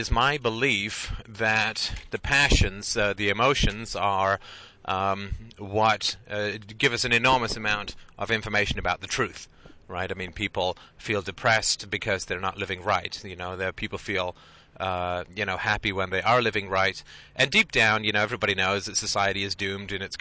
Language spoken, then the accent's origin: English; United Kingdom; I'm British, and I know that I was raised, you know, that you get along and you're pleasant